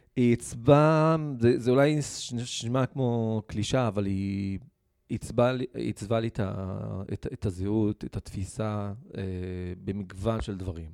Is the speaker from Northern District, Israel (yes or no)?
no; Rahat, Southern District, Israel; נולדתי וגדלתי ברהט